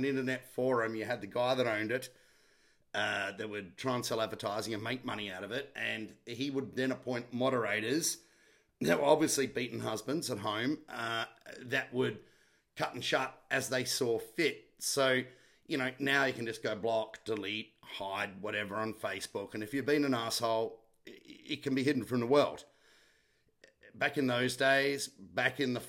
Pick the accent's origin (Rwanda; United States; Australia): Australia; South Australia; I was from South Australia